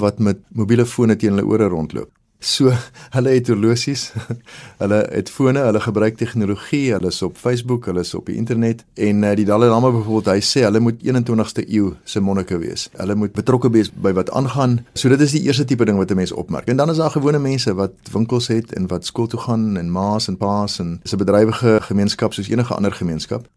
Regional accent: South Africa; as 'n Afrikaner

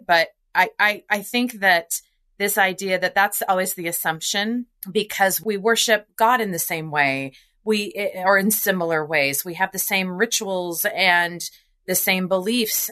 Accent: Nebraska, United States; I grew up in Nebraska

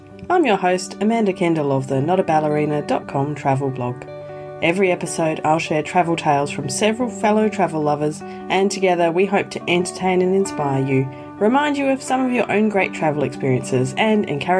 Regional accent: Western Australia, Australia; And it's my home state of Western Australia.

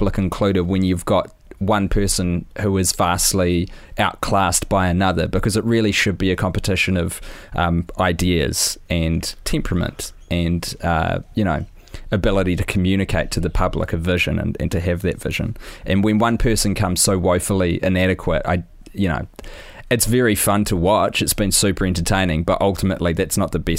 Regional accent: New Zealand; And I'm a dude from New Zealand who was watching the US presidential election first debate

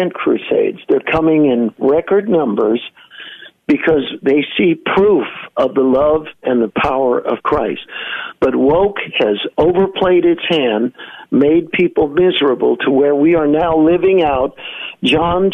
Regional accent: San Francisco, California, United States; I'm born and raised in San Francisco

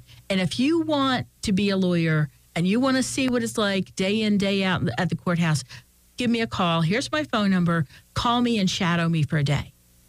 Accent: Philadelphia, Pennsylvania, United States; I came from Philadelphia, and there were very few women up here

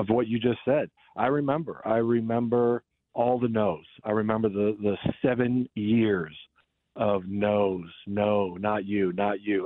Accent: Kansas City, Missouri, United States; growing up in Kansas City

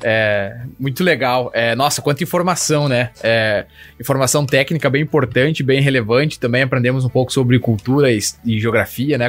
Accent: Brazil; now in Kansas, United States; eu sou brasileiro

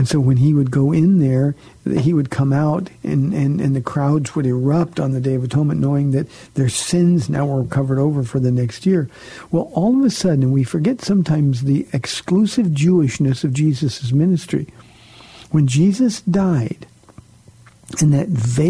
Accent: Southern California, United States; I grew up in Southern California where everybody knew about Calvary Chapel

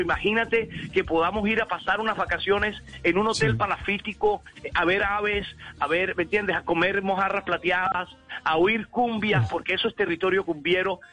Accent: Colombia; como colombianos

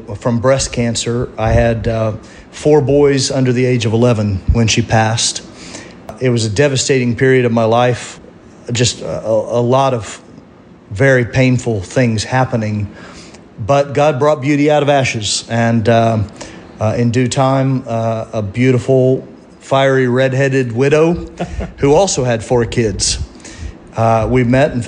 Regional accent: Tulsa, Oklahoma, United States; moved away; also born or lived in Kansas City; I was born in Tulsa, Oklahoma

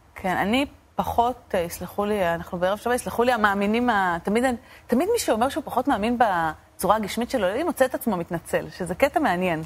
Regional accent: Argentina; now in Israel; אני נולדתי בארגנטינה, הוריי נולדו בארגנטינה

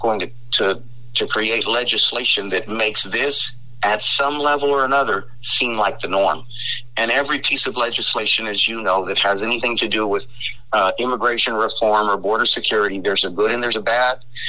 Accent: Eagle Pass area, Texas, United States; This is my hometown. My family's been here for generations

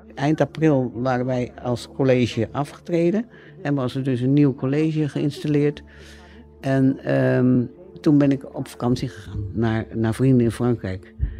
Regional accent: Rotterdam, South Holland, Netherlands; uit Rotterdam-Zuid kom en daar opgegroeid ben.

